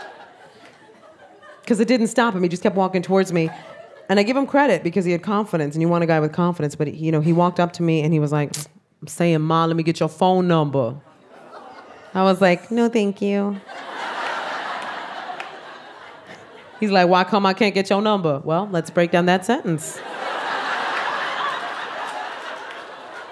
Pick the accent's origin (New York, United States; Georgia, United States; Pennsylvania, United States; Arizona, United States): New York, United States; New York City; I am Puerto Rican from the South Bronx